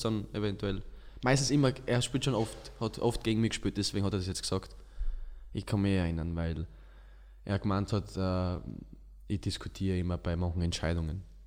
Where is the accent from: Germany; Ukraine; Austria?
Austria; Styria; accent: Styrian; moved away; also born or lived in Tyrol; ich komme aus der Steiermark